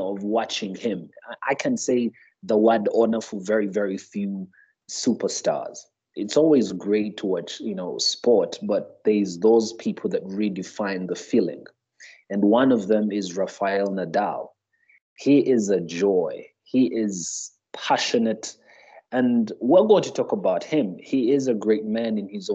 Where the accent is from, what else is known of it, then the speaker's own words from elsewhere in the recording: Uganda; I hail from Uganda. I'm actually in Uganda at the moment.